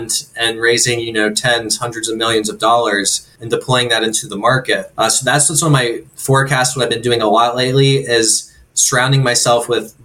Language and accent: English; Pennsylvania, United States; also born or lived in Bloomsburg, Pennsylvania; about an hour north of central PA. That was around my hometown area